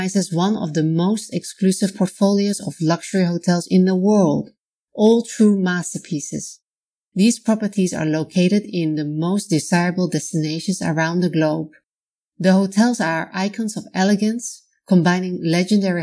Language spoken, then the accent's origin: English; Netherlands; Originally from the Netherlands, also my home country